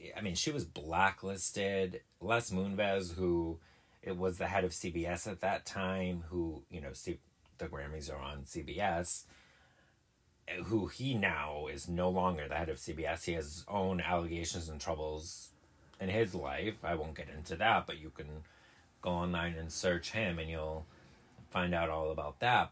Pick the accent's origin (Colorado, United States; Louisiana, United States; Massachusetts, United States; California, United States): Massachusetts, United States; I'm from Massachusetts